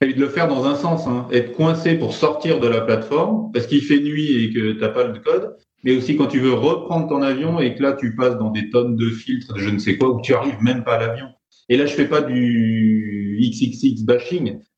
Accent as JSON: {"language": "French", "country": "France", "accent": "French", "said": "je suis français en plus, donc c'est carrément pas ma langue"}